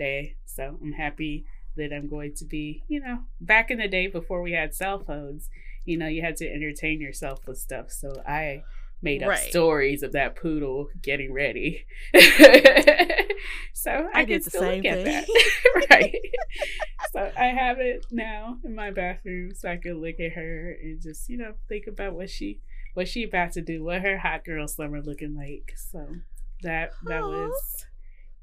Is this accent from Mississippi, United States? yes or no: yes; Mississippi, United States; moved away; my hometown in Mississippi